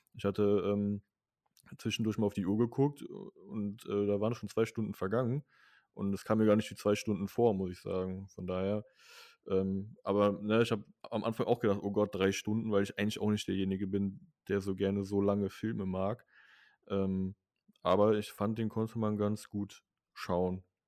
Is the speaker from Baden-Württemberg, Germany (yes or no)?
no; near Mönchengladbach, North Rhine-Westphalia, Germany; hier in meinem Heimatort